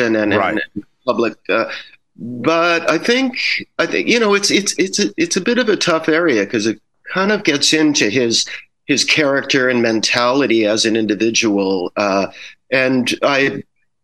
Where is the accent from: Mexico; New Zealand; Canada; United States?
Canada; I am Canadian